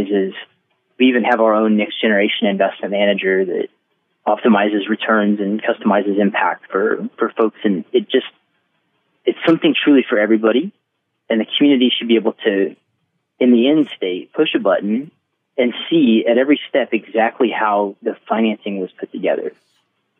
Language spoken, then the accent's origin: English; Maryville, Missouri, United States; I'm from Maryville, Missouri, which is 12,000